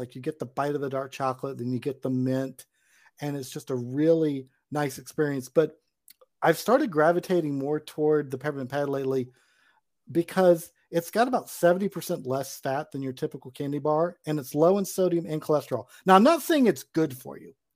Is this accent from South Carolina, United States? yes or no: yes; Charleston, South Carolina, United States; my hometown of Charleston